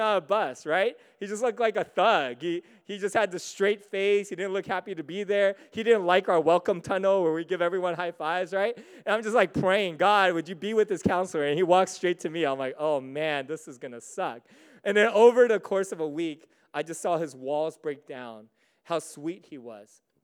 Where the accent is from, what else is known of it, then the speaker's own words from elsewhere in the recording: United States; also born or lived in Singapore; I'm American. I'm American through and through